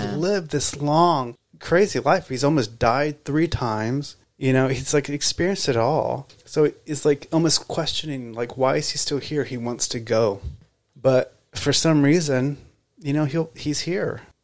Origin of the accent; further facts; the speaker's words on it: Texas, United States; moved away as an adult; now in Los Angeles, United States; I'm originally from Texas. I I moved to LA 20 years ago almost